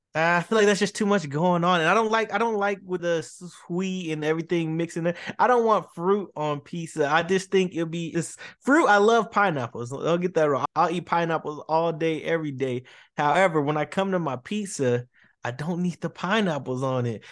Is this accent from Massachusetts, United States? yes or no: yes; Boston, Massachusetts, United States; also born or lived in Dallas, Texas; I'm a Dallas native, but I was raised and love in Boston